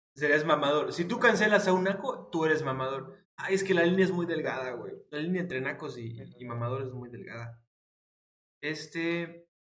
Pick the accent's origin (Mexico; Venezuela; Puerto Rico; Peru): Mexico; como mexicano no tengamos acento